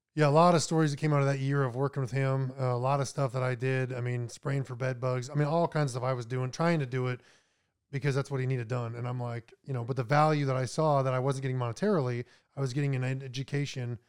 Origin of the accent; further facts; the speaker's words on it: Minot, North Dakota, United States; moved away as an adult; also born or lived in Florida; I was born in Minot, North Dakota, about an hour south of Canada